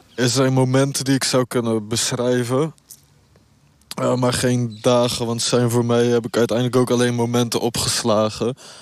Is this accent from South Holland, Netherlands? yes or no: yes; Rotterdam, South Holland, Netherlands; ik kom uit Rotterdam